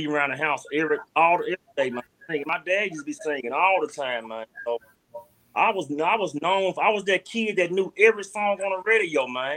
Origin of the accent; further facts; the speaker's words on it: Memphis, Tennessee, United States; also born or lived in Frayser, Memphis; I'm from Fraser, but I grew up in Raleigh